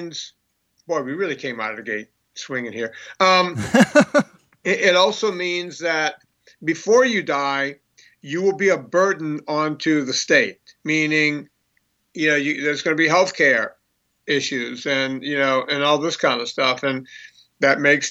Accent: Bayou Lafourche, outside New Orleans, Louisiana, United States; I grew up on a bayou outside of New Orleans, Bayou Lafourche

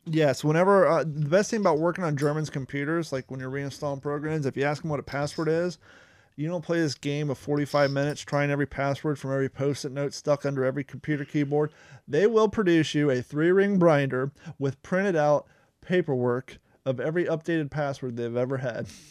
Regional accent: Ohio, United States; also born or lived in California; now in Southern United States; some of the views I had growing up in Ohio

